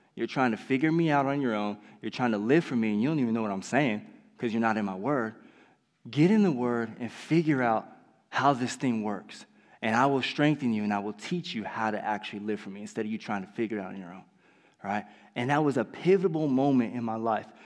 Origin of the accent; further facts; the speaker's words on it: California, United States; moved away; I was from California